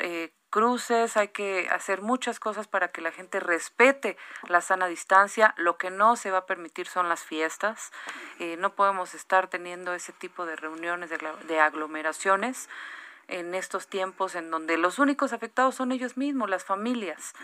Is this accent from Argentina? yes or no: no; Mexico